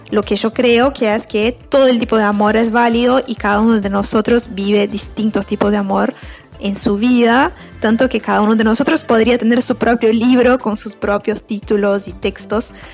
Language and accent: Spanish; Brazil; Spanish is a second language; moved away as an adult; now in Uruguay; Yo soy brasileña, pero vivo en Uruguay hace siete años.